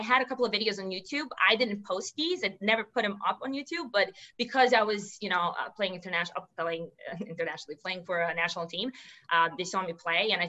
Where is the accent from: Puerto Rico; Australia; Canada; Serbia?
Serbia; English is a second language; moved away as an adult; also born or lived in New York City; I'm originally from Serbia, and that's, a small country in Europe